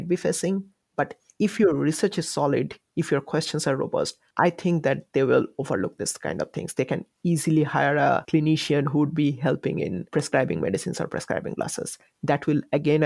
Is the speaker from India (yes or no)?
yes; India; moved away as an adult; also born or lived in New Zealand / Canada / Malaysia; now in United States; I'm an Indian optometrist from India, and since in India we are not licensed